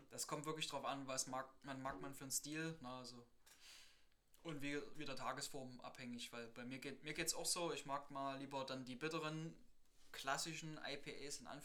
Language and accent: German; Saxony, Germany; bei uns in Sachsen